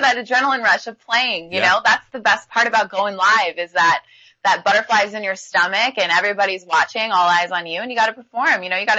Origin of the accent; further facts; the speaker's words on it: Pacific Northwest, United States; I am from the Pacific Northwest, grew up to going to West Coast Conference games.